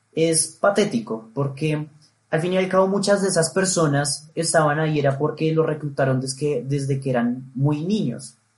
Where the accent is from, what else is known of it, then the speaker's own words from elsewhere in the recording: Colombia; nosotros como colombianos